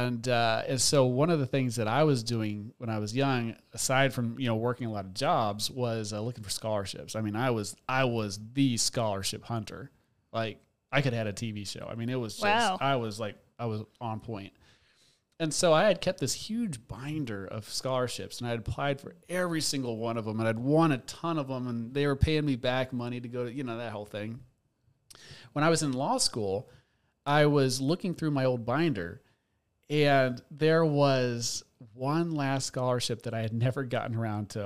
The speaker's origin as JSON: {"language": "English", "town": "Seattle", "region": "Washington", "country": "United States", "tie": "born or raised there", "also_born_or_lived": "New York City", "moved": "as an adult", "lives_now": "North Carolina, United States", "said": "I was born and raised in Seattle"}